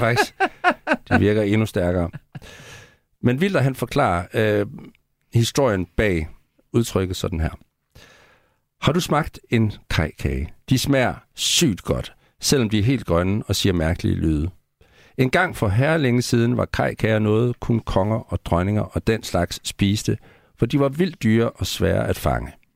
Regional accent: Central Jutland, Central Denmark Region, Denmark; i Midtjylland, hvor jeg voksede op, der var det et helt normalt ord

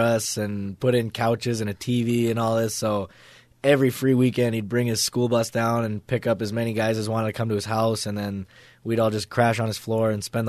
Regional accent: Colorado, Utah, United States; I was born in Colorado

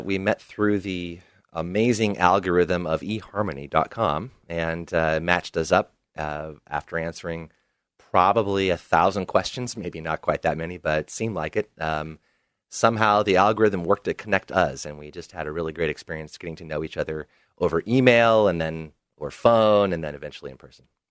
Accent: Portland, Oregon, United States; also born or lived in Bermuda; Portland, uh, has always been my home. I spent only five years away from the City of Roses

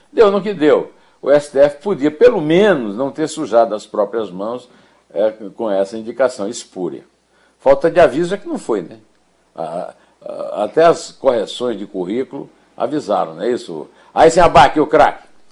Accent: Brazil; do meu sítio de Rio do Peixe, onde eu nasci

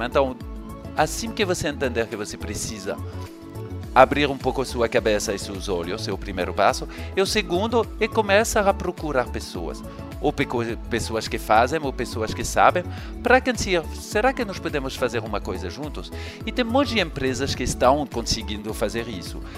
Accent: France; accent: French; Portuguese is a second language; moved away as an adult; now in Rio de Janeiro, Brazil; eu sou francês, vocês vão perceber com o meu sotaque, mas eu me mudei para cá há um pouco mais de quatro anos.

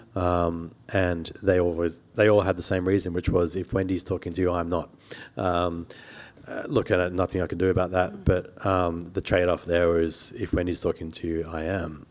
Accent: Sydney, New South Wales, Australia; I grew up on the North Shore, the lower North Shore of Sydney

